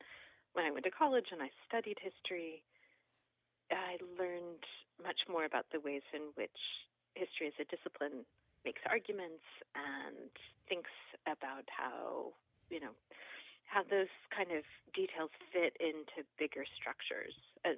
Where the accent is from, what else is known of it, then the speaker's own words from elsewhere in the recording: Louisville, Kentucky, United States; I grew up in Louisville, and I went to college at Harvard and to graduate school at Berkeley